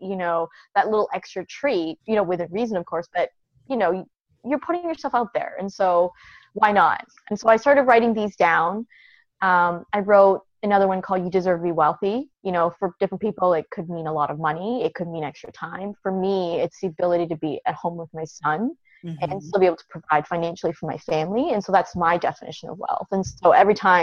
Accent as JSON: {"language": "English", "country": "Canada", "also_born_or_lived": "China", "moved": "as an adult", "lives_now": "United States", "said": "I'm originally from Canada."}